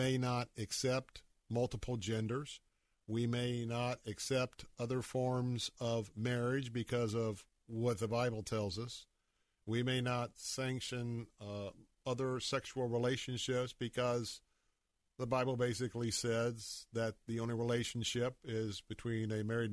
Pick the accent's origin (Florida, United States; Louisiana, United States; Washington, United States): Florida, United States; Tampa; born or raised there